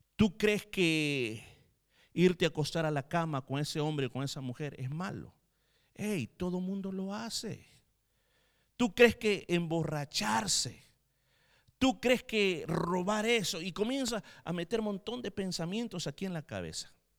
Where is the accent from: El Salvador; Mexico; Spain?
El Salvador; moved away